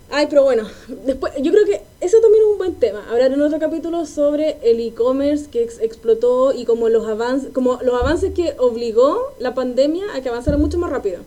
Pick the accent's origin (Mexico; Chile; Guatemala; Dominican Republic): Chile; Quilpué, Valparaíso; now in Santiago, Chile; Yo soy de Quilpué